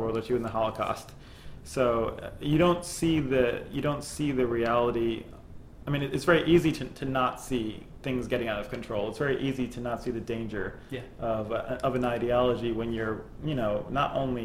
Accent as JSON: {"language": "English", "region": "New York", "country": "United States", "tie": "born or raised there", "said": "growing up in New York in the 90s and going to high school together"}